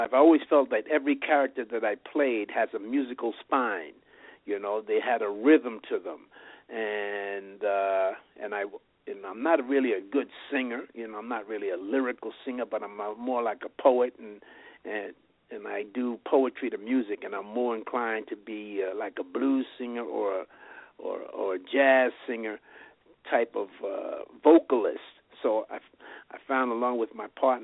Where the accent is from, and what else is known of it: New York City, New York, United States; born or raised there; now in Las Vegas, United States